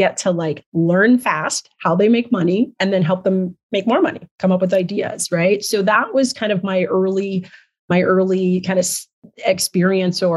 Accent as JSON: {"language": "English", "country": "Nigeria", "moved": "yes", "said": "I'm originally from Nigeria"}